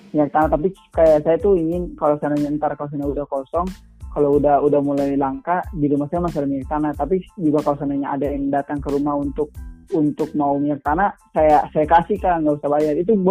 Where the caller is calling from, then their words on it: Maluku, Indonesia; di daerah saya tuh kayak yang di daerah saya kan Maluku ya itu sekarang lagi langkah minyak tanah tuh kak